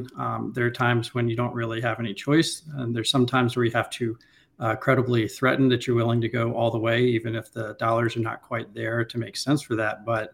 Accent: Raleigh, North Carolina, United States; moved away as an adult; now in Washington, DC, United States; I'm a North Carolina native, born and raised in Raleigh, moved to DC in the late 2000s after law school.

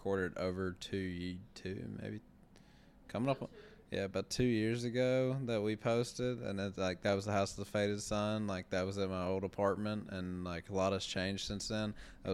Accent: Kentucky, United States; also born or lived in Louisville, Kentucky / Elizabethtown, Kentucky / Bardstown, Kentucky; we're all from Kentucky or the area.

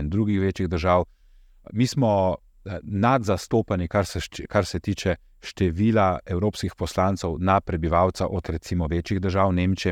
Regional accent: Slovenia; Jaz sem, prihajam iz Slovenije, z omenjenega naroda

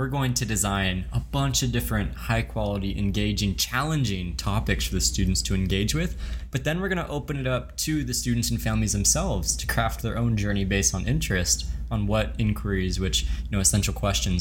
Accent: the South, United States; Where I grew up in the South

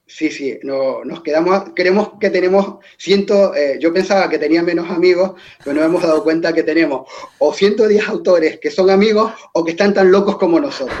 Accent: Tenerife, Canary Islands, Spain; Yo soy de Tenerife, lo, el insular es muy insular y el mar nos atrae bastante

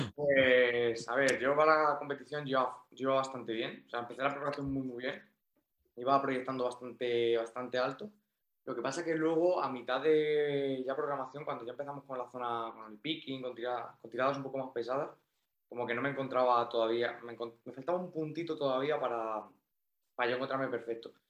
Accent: Toledo, Castilla-La Mancha, Spain; now in Málaga, Spain; yo soy de Toledo, pero bueno, me he venido, aquí a vivir a Málaga

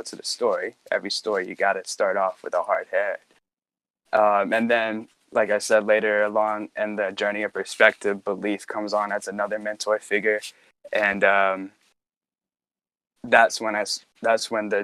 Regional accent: Roanoke, Virginia, United States; where I grew up in Roanoke, Virginia

